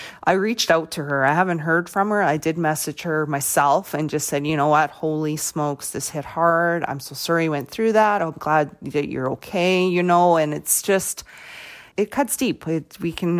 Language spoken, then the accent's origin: English; Weyburn, Saskatchewan, Canada; I'm from Weyburn